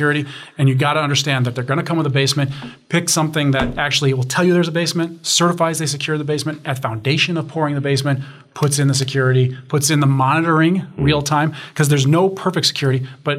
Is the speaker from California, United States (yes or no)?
no; Chicago, Illinois, United States; I'm from Chicago, so I talk basements.